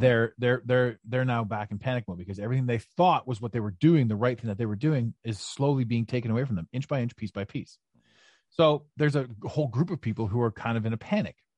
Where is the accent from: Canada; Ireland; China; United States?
Canada; Ottawa, Ontario; moved away; Ottawa, your, your, your beautiful hometown, my hometown, uh, although, although I'm not there now